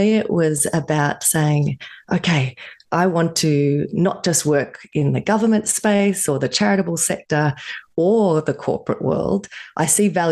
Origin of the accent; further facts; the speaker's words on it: Australia; I grew up in Australia